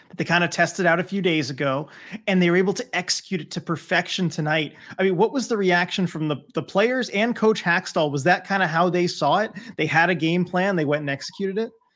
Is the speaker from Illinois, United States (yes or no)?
no; California, United States; now in Pacific Northwest, United States; I'm originally from California